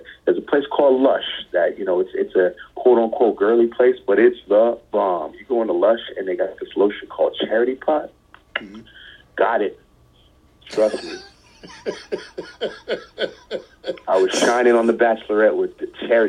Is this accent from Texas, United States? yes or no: no; New York City, New York, United States; I grew up in Queens